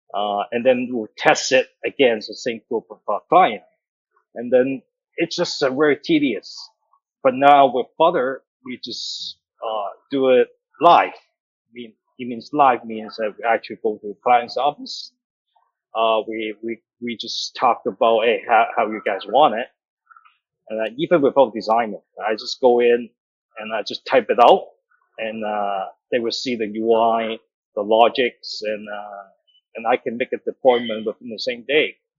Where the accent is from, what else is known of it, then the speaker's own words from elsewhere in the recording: Canada; now in Hong Kong; I grew up in Canada, uh, Calgary, Hamilton, so it's in Alberta.